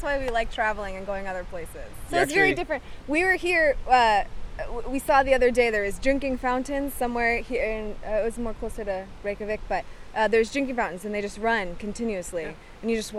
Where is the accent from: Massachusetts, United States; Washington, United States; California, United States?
California, United States; Los Angeles; We're from Los Angeles, so it's very dry. It's a desert, really.